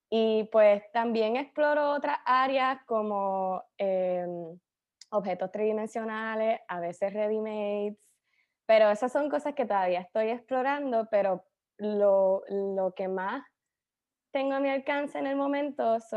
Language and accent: Spanish; Cagua, Aragua, Venezuela; Más, es más fácil decir que soy de Cagua